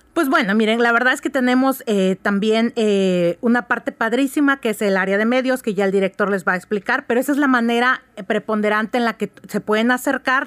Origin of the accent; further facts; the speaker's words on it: Oaxaca, Mexico; soy oaxaqueña